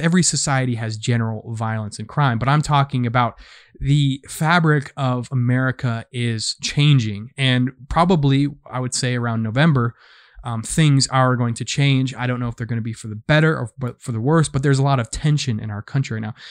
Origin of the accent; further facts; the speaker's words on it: United States; I am an American. I've been an American for twenty-six years now